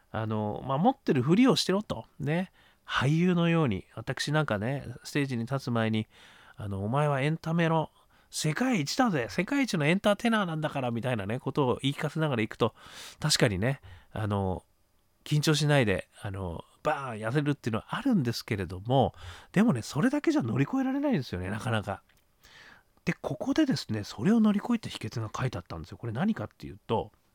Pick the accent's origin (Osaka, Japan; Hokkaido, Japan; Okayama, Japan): Hokkaido, Japan; Sapporo; 北海道、ね、札幌で育ちました